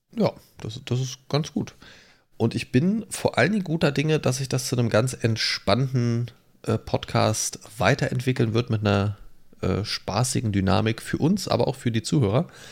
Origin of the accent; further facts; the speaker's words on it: Lower Saxony, Germany; moved away as an adult; Ich bin ja 2013 hierher gezogen aus einem anderen Bundesland. Ich komme ja ursprünglich aus Niedersachsen